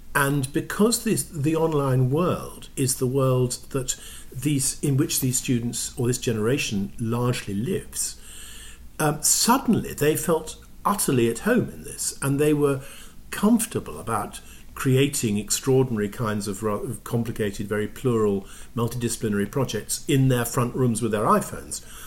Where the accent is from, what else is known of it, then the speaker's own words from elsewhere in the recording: England, United Kingdom; now in Toronto, Canada; as an English person